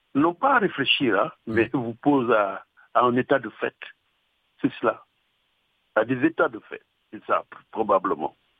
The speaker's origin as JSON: {"language": "French", "region": "Dakar", "country": "Senegal", "tie": "born or raised there", "said": "je suis né à Dakar"}